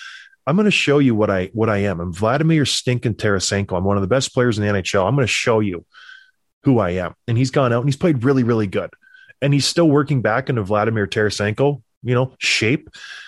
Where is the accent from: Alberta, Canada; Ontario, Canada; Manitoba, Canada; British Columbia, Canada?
Alberta, Canada; Edmonton; I was born in Edmonton.